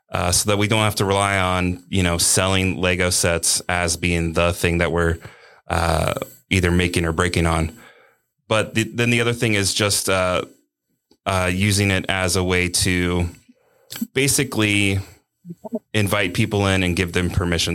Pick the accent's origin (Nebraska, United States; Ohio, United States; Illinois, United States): Ohio, United States; Cincinnati; I'm from Cincinnati